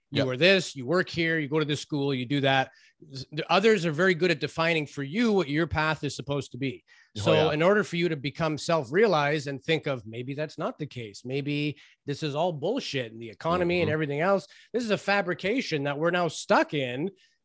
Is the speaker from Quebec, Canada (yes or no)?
no; Toronto, Ontario, Canada; You know, I grew up in Toronto, and I had this Greek family across the street from my house